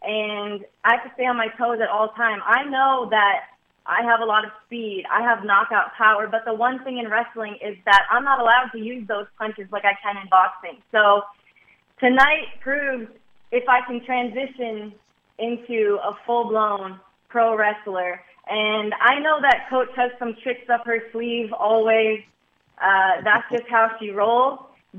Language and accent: English; Midwest, United States; I come from the Midwest. I come from a very family-oriented town